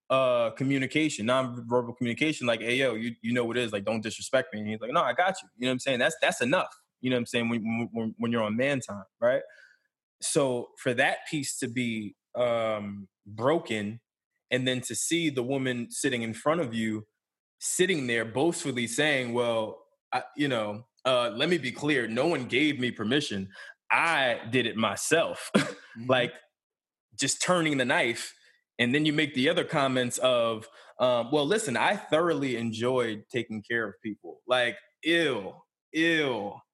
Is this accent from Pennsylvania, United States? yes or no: yes; Philadelphia, Pennsylvania, United States; I'm from West Philly.